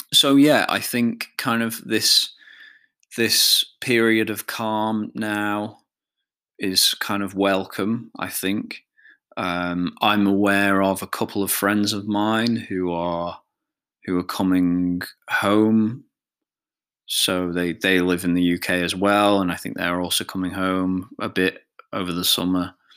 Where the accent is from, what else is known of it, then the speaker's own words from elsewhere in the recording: Isle of Man; I feel very much like a Manx person, a person of the Isle of Man